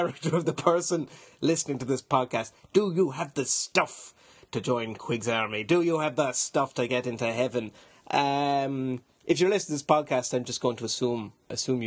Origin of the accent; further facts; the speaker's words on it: Ireland